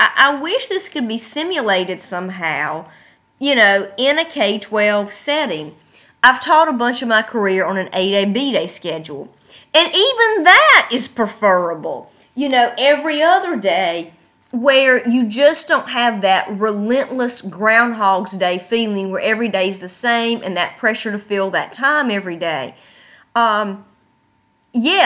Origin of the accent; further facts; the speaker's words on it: United States; moved away; I am American, and I do act American